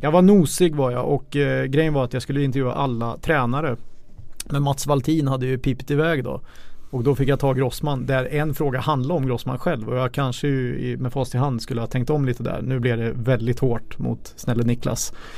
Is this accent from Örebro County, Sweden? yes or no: yes; Karlskoga, Örebro County, Sweden; jag är född i Karlskoga också